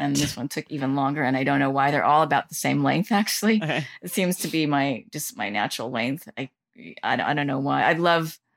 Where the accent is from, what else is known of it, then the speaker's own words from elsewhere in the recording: Southern California, United States; moved away as an adult; now in New York, United States; I did grow up, you know, for nine years in Southern California